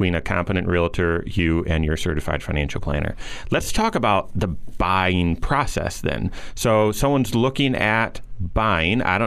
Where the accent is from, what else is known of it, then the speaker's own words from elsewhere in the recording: Grand Rapids, Michigan, United States; moved away as an adult; also born or lived in East Lansing, Michigan; now in South Bend, United States; I grew up, born and raised in Grand Rapids.